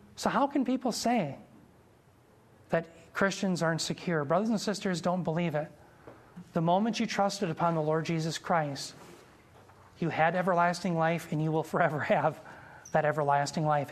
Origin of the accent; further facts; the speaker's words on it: United States; I'm a proud American.